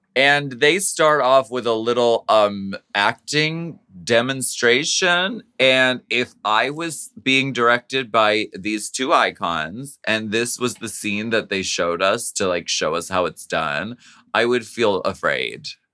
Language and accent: English; Erie, Pennsylvania, United States; born or raised there